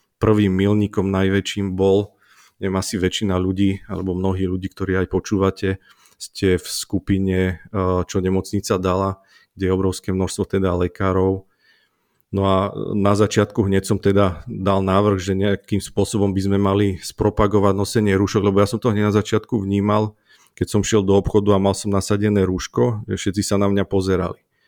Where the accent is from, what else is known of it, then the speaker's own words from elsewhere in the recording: Tvrdošín, Žilina Region, Slovakia; moved away as an adult; also born or lived in Martin; now in Jasenica, Slovakia; ja som z Oravy z Tvrdošína